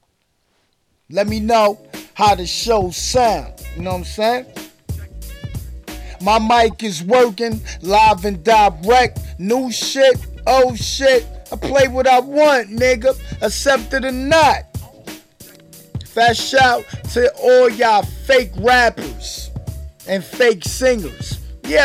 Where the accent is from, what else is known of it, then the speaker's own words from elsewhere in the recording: New York, United States; I'm from New York